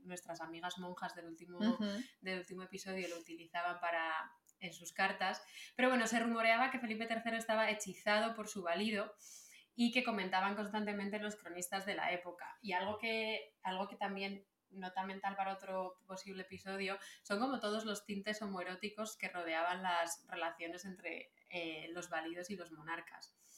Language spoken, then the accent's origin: Spanish; Salamanca, Castile and León, Spain; also born or lived in Canary Islands (family); yo nací en Salamanca